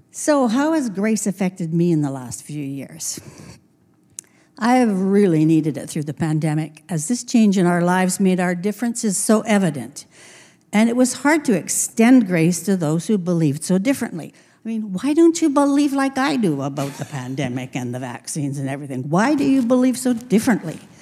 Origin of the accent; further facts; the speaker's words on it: Trail, British Columbia, Canada; now in Grand Forks, Canada; my elementary years were in Trail